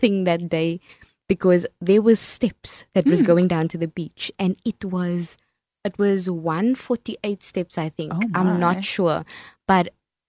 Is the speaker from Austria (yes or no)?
no; Cape Town, Western Cape, South Africa; I'm from Cape Town